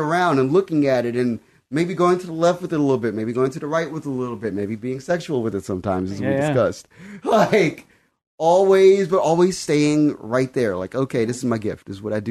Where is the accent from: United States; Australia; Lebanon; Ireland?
United States; Compton, California; Like, I'm an artist from Compton and I have the ability to conduct music.